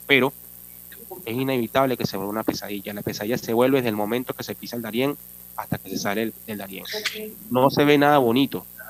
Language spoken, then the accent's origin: Spanish; Caracas, Capital District, Venezuela; moved away as an adult; Soy de nacionalidad venezolana. Vengo de Caracas